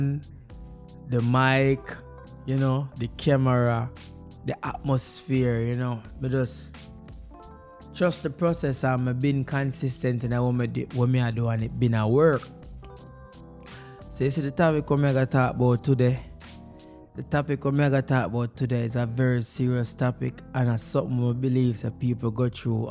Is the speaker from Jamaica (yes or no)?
yes; Jamaica; moved away; growing up in Jamaica as a child